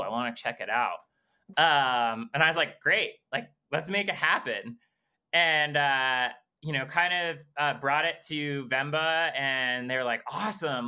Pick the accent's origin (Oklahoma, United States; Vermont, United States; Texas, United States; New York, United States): Vermont, United States; Waterbury; my hometown, kind of explore like my backstory and kind of how, um, like, how Vermont and how Waterbury has shaped me as a person.